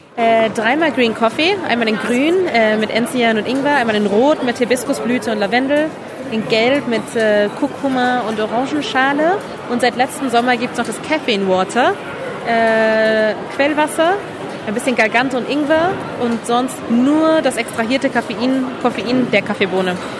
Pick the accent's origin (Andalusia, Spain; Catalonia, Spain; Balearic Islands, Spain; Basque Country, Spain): Catalonia, Spain; Barcelona; moved away as an adult; now in Berlin, Germany; ich komme ursprünglich aus Barcelona, da bin ich geboren und aufgewachsen und dann ähm, irgendwie mit Mitte 20 in Berlin äh, gelandet